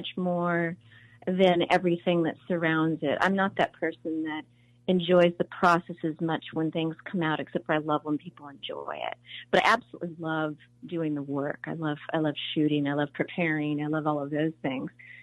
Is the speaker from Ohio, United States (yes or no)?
no; Burbank, California, United States; when I was a little kid, I grew up in Burbank